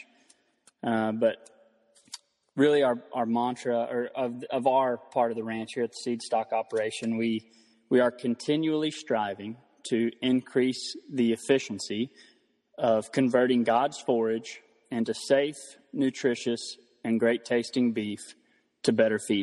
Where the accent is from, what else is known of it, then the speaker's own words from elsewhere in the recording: Throckmorton, Texas, United States; I'm from Throckmorton, Texas. That's the north central part of the state. And grew up on a family ranch here in Throckmorton